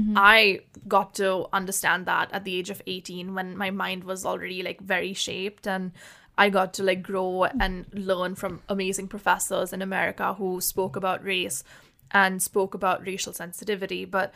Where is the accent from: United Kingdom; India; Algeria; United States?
India; Personally, I never had to think about race growing up in India. It's not a very huge factor here, considering everyone is just different shades of brown.